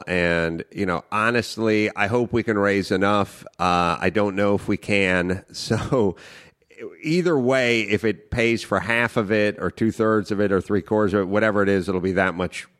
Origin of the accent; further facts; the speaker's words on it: North Hollywood, California, United States; Yeah, I grew up in North Hollywood, you know, just me and young Raffles